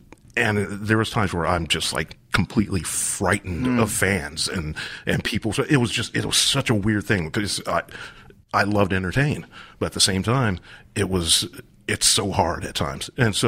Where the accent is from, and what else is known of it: Columbus, United States